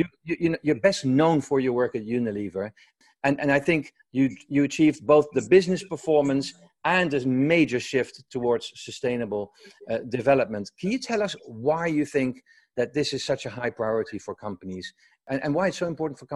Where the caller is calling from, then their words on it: Woodstock, New York, United States; Well, I'm calling in from Woodstock, New York.